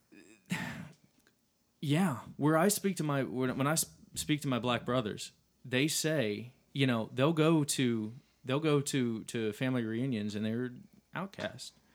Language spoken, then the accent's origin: English; Dallas, Texas, United States; I grew up in the city of Dallas